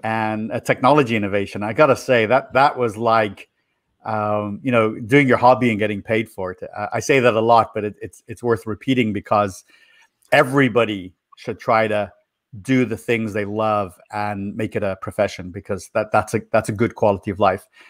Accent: Dublin, Leinster, Ireland; moved away as an adult; also born or lived in Florida, United States; now in United States; I was born in Ireland, in Ireland, in Dublin City, and I grew up there

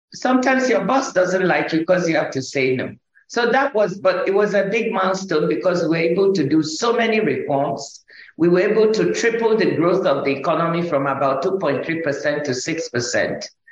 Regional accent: Nigeria; when I was growing up in Nigeria, I grew up in first in the village with my grandmother

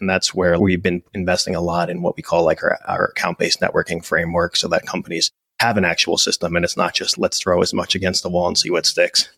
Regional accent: New Jersey, United States; we're both uh, New Jersey boys, so I, I grew up in the Jersey.

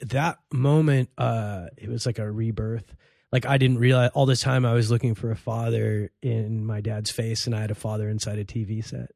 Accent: Los Angeles, California, United States; also born or lived in Cairo, Egypt; grew up in East L A in a very Mexican neighborhood

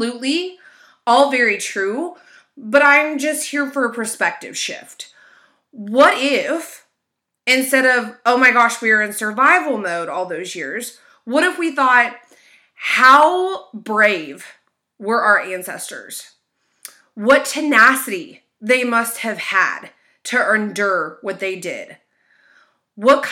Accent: United States; I am an American and we do live in what is considered a melting pot

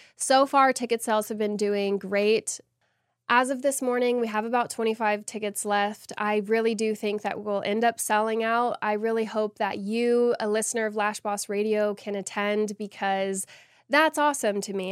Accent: Austin, Texas, United States; the first event of its kind in Texas, and I'm so excited to be bringing it to my hometown

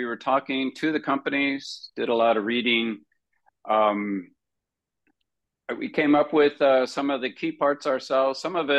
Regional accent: Iowa, United States; all three of us have known each other for decades, and we're all from Iowa.

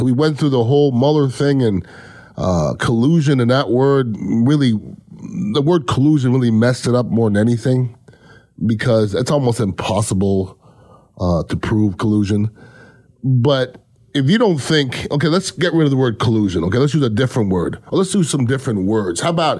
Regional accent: Canada; now in United States; I'm not from this country. I'm originally from Canada.

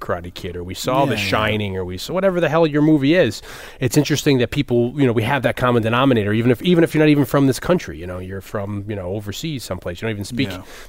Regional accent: New Haven, Connecticut, United States; when I grew up in New Haven, I was the only white kid in the neighborhood.

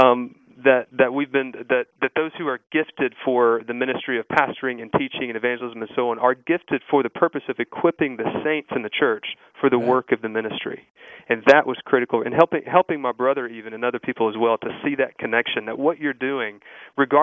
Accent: Mississippi, United States; I grew up in Mississippi in a church there

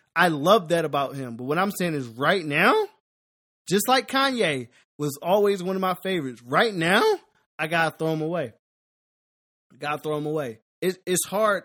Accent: Philadelphia, Pennsylvania, United States; I'm from Philly.

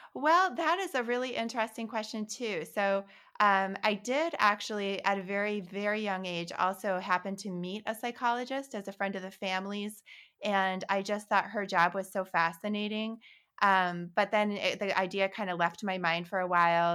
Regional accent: Holland, Michigan, United States; moved away; also born or lived in New York City; when I was eight years old, growing up in Holland, Michigan

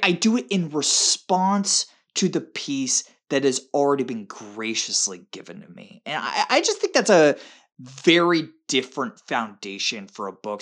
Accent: Tampa, Florida, United States; my hometown of Tampa

